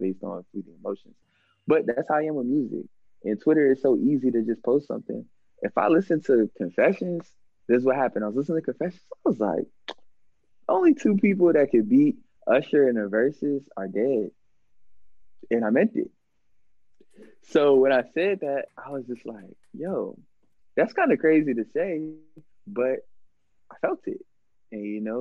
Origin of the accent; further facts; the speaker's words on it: Virginia, United States; I'm from Virginia.